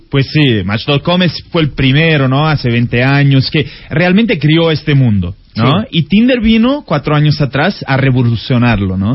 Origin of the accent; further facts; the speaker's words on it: Italy; Spanish is a second language; now in Brazil; Soy italiano y vivo en Brasil.